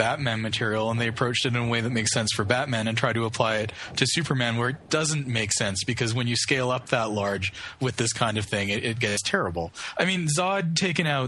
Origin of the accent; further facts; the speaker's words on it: Canada; We're Canadian